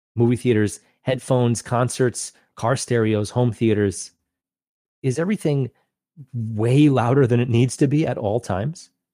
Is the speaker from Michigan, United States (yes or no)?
no; Long Island, New York, United States; moved away; growing up on Long Island, New York